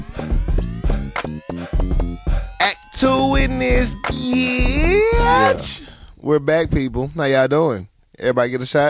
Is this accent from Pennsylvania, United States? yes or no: yes; Philadelphia, Pennsylvania, United States; Y'all might need to know that I'm from Philly and don't mess with her.